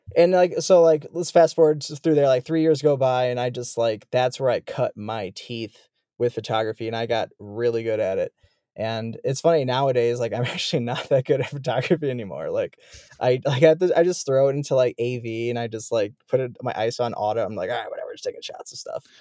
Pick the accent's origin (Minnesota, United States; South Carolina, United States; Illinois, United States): Illinois, United States; Chicago; moved away as an adult; I'm from Chicago, Illinois.